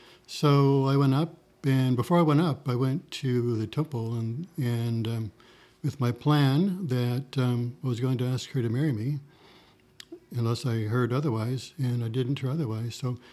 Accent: Little Rock, Arkansas, United States; also born or lived in Pacific Northwest; now in Fishers, United States; I grew up in Little Rock.

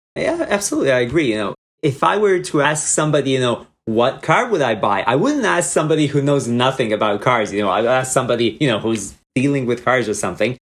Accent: Croatia; moved away as an adult; now in United States; I'm originally from Croatia, where I was intended to do neurology residency

